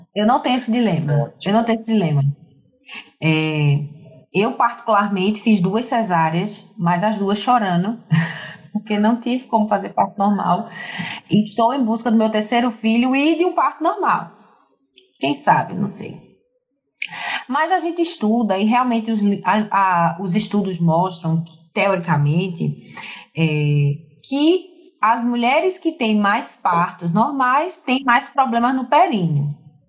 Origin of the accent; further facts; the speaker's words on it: Recife, Pernambuco, Brazil; moved away as an adult; also born or lived in Fortaleza; now in João Pessoa, Brazil; eu não sou de João Pessoa, eu nasci em Fortaleza, me criei em Recife durante 20 anos